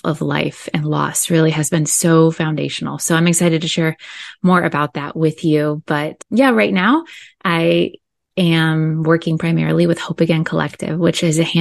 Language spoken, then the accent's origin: English; Indiana, United States; moved away as an adult; now in Southern California, United States; I grew up in Indiana. I live here in Southern California now, where I've been over half my life